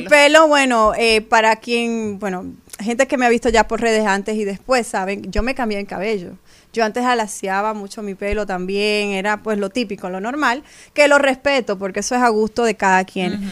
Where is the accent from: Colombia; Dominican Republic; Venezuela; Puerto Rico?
Dominican Republic; como dominicana puedo representar a mi país en esas plataformas fuera de mi tierra